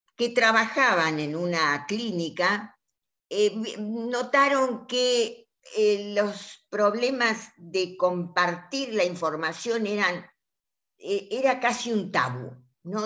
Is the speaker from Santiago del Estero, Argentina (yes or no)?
yes; La Banda, Santiago del Estero, Argentina; moved away; durante mi infancia, yo vivía en Santiago del Estero, en la banda